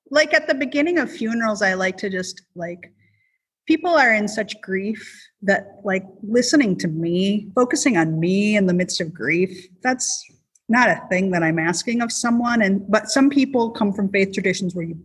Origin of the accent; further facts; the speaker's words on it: South Dakota, United States; Maybe it's because I'm from South Dakota.